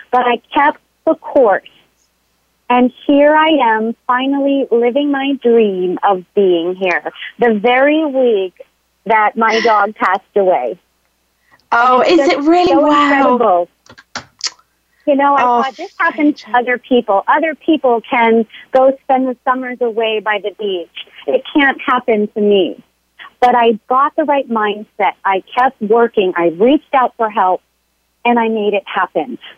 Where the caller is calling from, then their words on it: San Diego, California, United States; living my dream right now in San Diego, right by the beach.